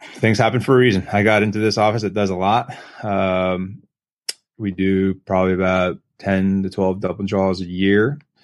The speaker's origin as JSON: {"language": "English", "town": "Lancaster", "region": "Pennsylvania", "country": "United States", "tie": "born or raised there", "also_born_or_lived": "Pittsburgh, Pennsylvania / Fort Lauderdale, Florida", "moved": "as an adult", "lives_now": "Virginia Beach, United States", "said": "I, I am a Pennsylvania guy, so I grew up in Lancaster, Pennsylvania."}